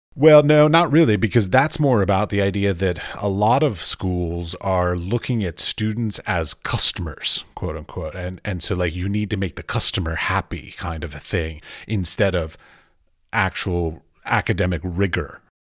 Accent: United States; moved away; I'm an American

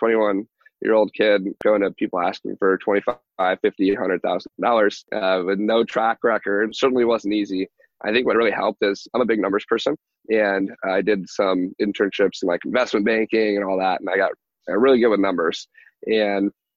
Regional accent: Michigan, United States; moved away as an adult; now in Texas, United States; in Michigan where I grew up

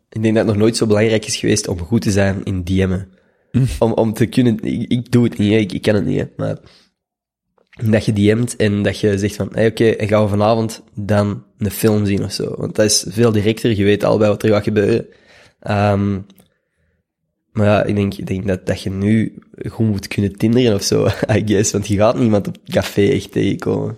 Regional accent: Schoten, Flanders, Belgium; moved away as an adult; also born or lived in Leuven; now in Brussels, Belgium; Ik ben opgegroeid in Schoten

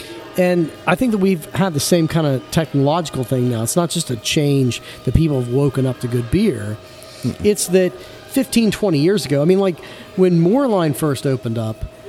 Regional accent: Manchester, Ohio, United States; I'm from Manchester, which is the only wet part of that dry county, which is part of what made me me. I grew up in this very small town

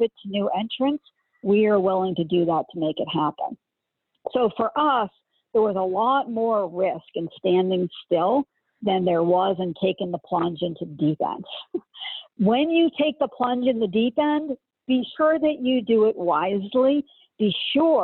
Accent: Northeast, United States; I'm from the Northeast

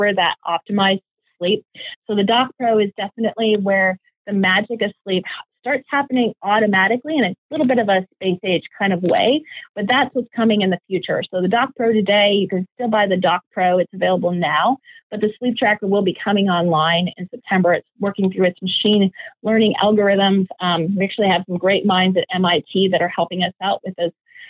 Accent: Edmonton, Alberta, Canada; moved away; Still my hometown, still love being a Canadian, even though it's been years since I've lived there

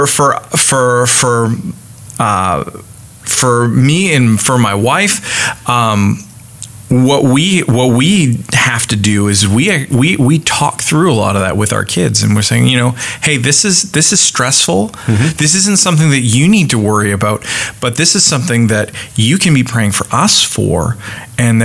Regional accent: Canada; now in United States; I'm Canadian, and that means that I am not American, and I live in America

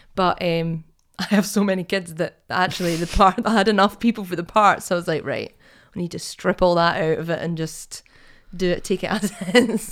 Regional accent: Perth, Scotland, United Kingdom; growing up in Perth

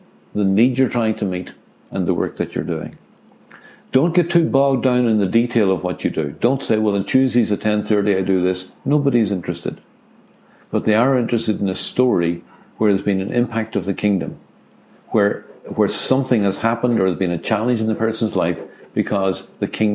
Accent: Ireland; I'm an Irishman

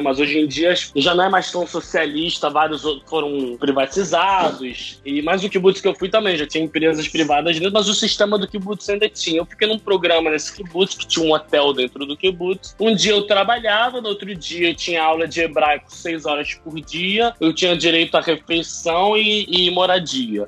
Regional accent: Rio de Janeiro, Brazil; moved away as an adult; now in Israel; Eu sou um carioca, nascido em 89, fui educado em família judaica

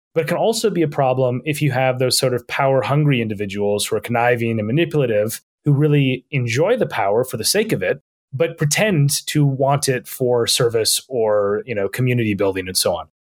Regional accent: Minnesota, United States; moved away as an adult; now in London, United Kingdom; I grew up in, in Minnesota

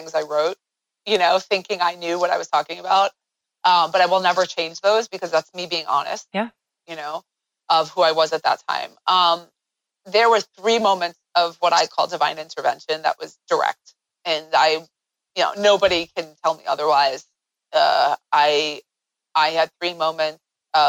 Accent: United States; I'm an American.

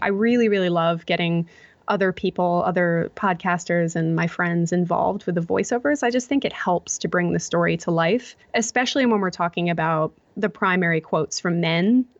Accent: United States; moved away as an adult; now in Melbourne, Australia; as an American, I think now that I'm in Australia

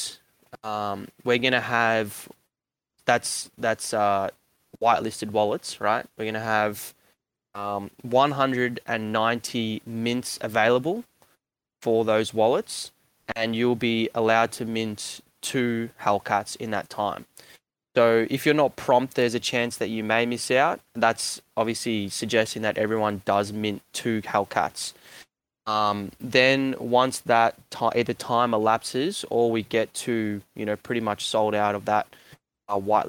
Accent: Melbourne, Victoria, Australia; I'm from Melbourne

